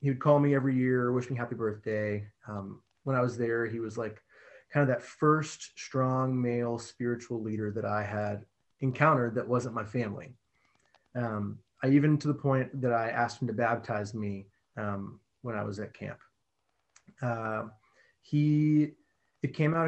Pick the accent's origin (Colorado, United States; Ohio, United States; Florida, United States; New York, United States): Florida, United States; I was born in Florida, grew up in a family that was, church attending family